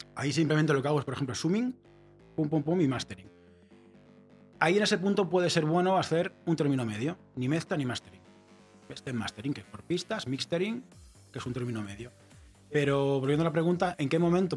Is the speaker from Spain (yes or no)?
yes; Barcelona, Catalonia, Spain; yo soy de Barcelona